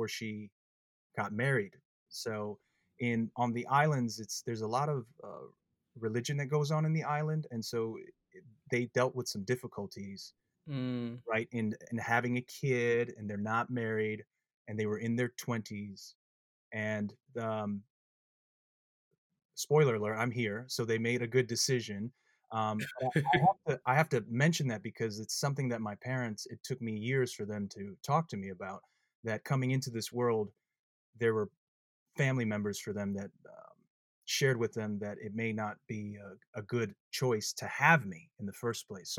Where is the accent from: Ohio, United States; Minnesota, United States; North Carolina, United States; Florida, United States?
Minnesota, United States; moved away as an adult; also born or lived in American Samoa / Northern California / California; I was 2 years old. And then we moved to the great island of Minnesota, where it's freezing cold. It was quite a move for my parents. And I've been raised in Minnesota